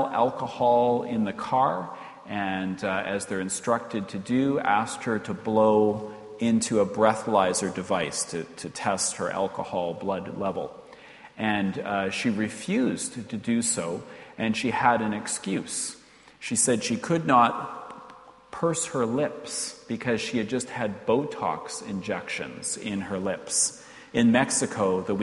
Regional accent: Canada; as a Canadian, even one of Ulster heritage

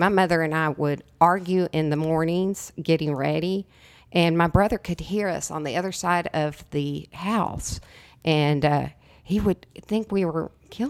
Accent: El Paso, Texas, United States; born there; I was born in El Paso, Texas.

